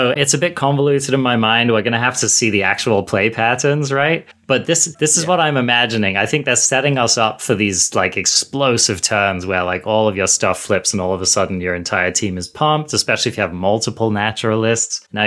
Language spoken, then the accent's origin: English; United States; I'm, I'm American over here, okay?